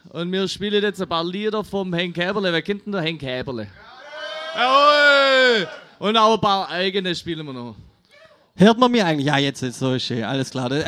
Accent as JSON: {"language": "German", "region": "Swabia", "country": "Germany", "said": "Also ich selber bin ja auch Schwabe"}